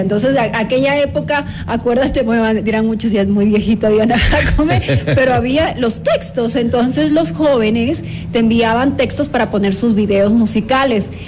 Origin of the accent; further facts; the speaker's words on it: Santo Domingo, Santo Domingo de los Tsáchilas, Ecuador; Yo soy de Santo Domingo de los Áchilas